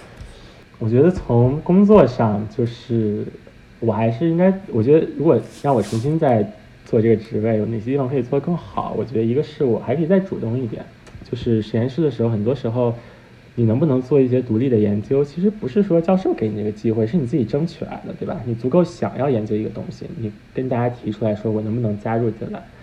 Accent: Beijing, China; moved away as an adult; now in New York, United States; 因为我在北京长大

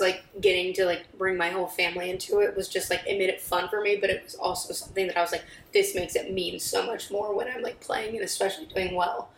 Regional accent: Columbia, Missouri, United States; moved away as an adult; now in Cleveland, United States; in my hometown for a school I like loved

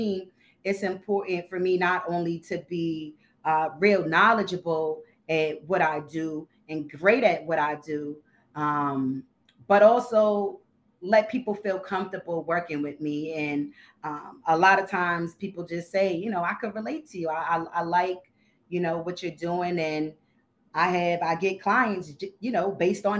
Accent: Boston, Massachusetts, United States; also born or lived in Connecticut; But I'm from Boston. Grew up here most of my life. I lived some years in CT.

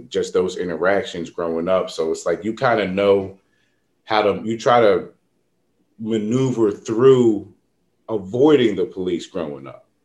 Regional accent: Norristown, Pennsylvania, United States; Norristown, we had, you know, it's pretty diverse, but as you grow up, you kind of see like, oh, like the minority around here are white people.

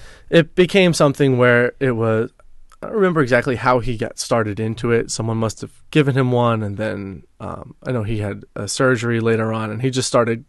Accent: New York, United States; Yeah, I grew up here on Long Island.

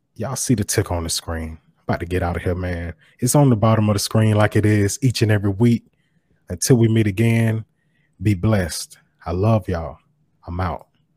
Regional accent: Macon, Georgia, United States; growing up in Macon, Georgia

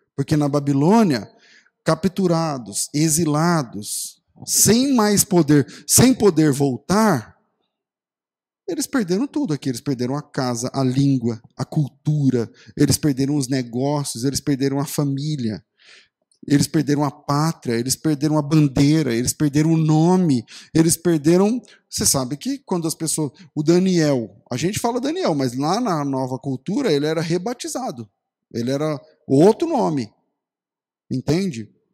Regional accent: Brazil; a gente é brasileiro

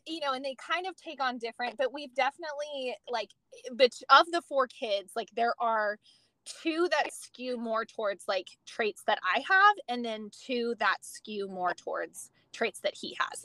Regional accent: California, United States; moved away as an adult; now in Texas, United States; I am originally from California. Um, was born, um, well, was raised there.

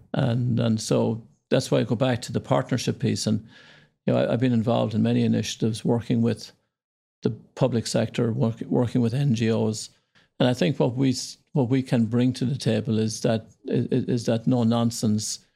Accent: Ireland; moved away as an adult; also born or lived in Indonesia; Yeah, so I grew up in Ireland, small town. Yeah near Dublin, our capital.

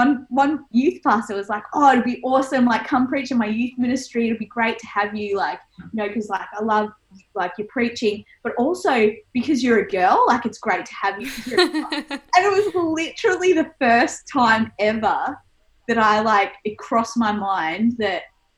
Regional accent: Geelong, Victoria, Australia; So even growing up, I grew up in the Apostolic Church, in the church in Geelong.

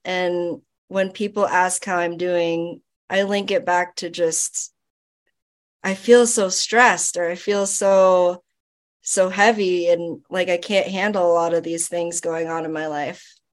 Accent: Florida, United States; I grew up in Florida. Um, my parents are Filipino

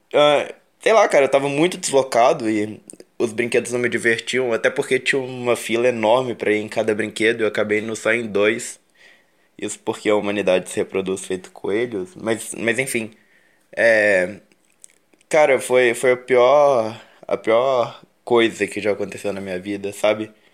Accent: Minas Gerais, Brazil; eu sou de Minas

